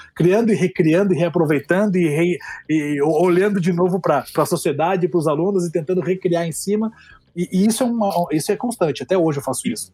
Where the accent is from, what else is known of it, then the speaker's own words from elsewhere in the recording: Curitiba, Paraná, Brazil; Eu sou de Curitiba